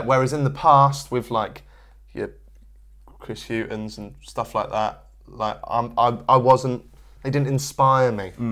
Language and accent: English; Norwich, East of England, United Kingdom; I'm from Norwich